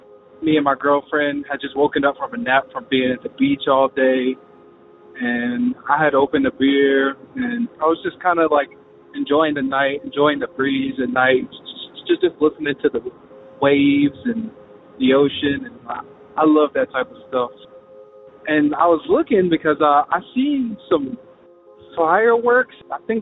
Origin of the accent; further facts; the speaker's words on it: Charlotte, North Carolina, United States; I'm …. I'm from Charlotte, North Carolina.